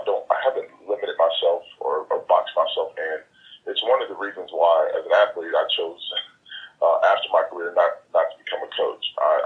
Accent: Milwaukee, Wisconsin, United States; also born or lived in Jackson, Tennessee / Houston, Texas; I moved from Milwaukee, Wisconsin to Jackson, Tennessee, and then to Houston, where I went to high school.

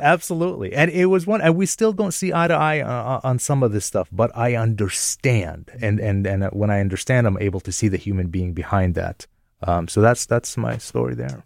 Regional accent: Jordan; also born or lived in upstate New York, United States; now in United States; I'm a Palestinian American, but I was born and raised in Jordan

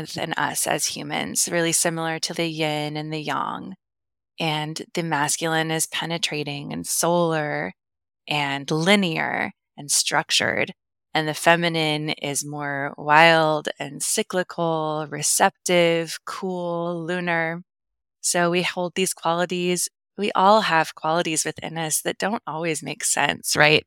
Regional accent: the Midwest of the US, United States; now in Kansas City, United States; I grew up in the Midwest of the U S, so in the Bible Belt

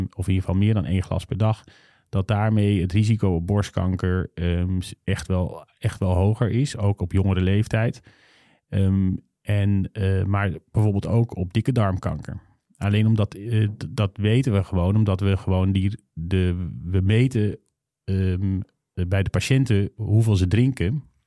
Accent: North Brabant, Netherlands; ik kom uit Brabant

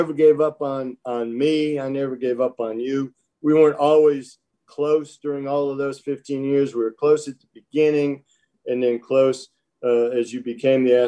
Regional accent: Michigan, United States; moved away; growing up in Michigan

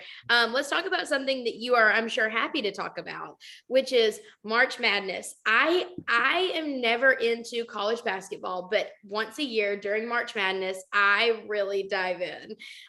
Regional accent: right outside of Jacksonville, Alabama, United States; now in Nashville, United States; I grew up right outside of Jacksonville.

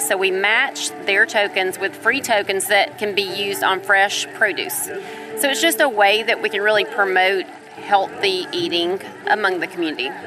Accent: Cartersville, Georgia, United States; I'm from Cartersville originally

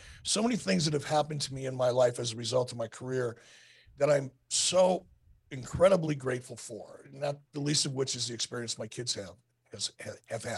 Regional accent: Detroit, Michigan, United States; as a kid growing up in Detroit with my dad

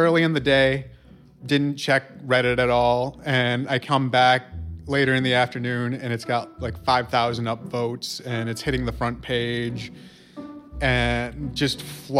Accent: Rome, New York, United States; moved away as an adult; now in Utica, United States; I'm from Rome, New York, originally, and I just moved out to Utica about last year.

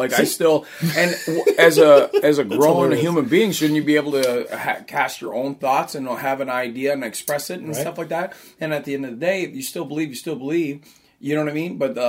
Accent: East Coast, United States; because I'm from the East Coast, that's hinging on not just religious

